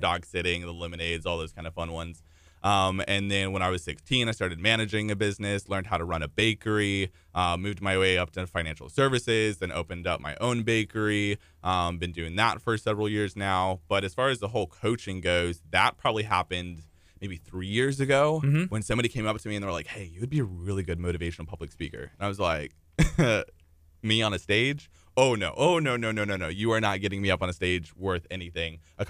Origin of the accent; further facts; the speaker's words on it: Houston, Texas, United States; also born or lived in Italy / Michigan / Colorado; So I've moved actually about 13 times, but Texas is home. So I've lived in like Italy, Michigan, Colorado, but Houston is pretty much home.